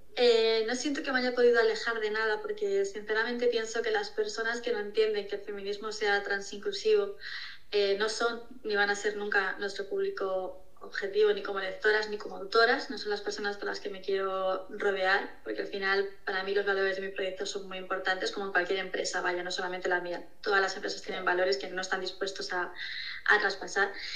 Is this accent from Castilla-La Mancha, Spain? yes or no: yes; Toledo, Castilla-La Mancha, Spain; yo soy de Toledo